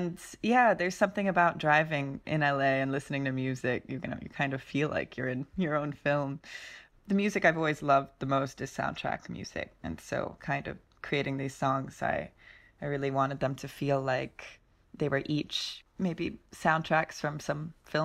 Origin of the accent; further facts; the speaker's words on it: Mullumbimby, New South Wales, Australia; also born or lived in Los Angeles; I grew up in Mullumbimby. I spent my formative years in Los Angeles and then we moved to Mullumbimby, Australia, which was quite a shock. It's inland from Byron Bay.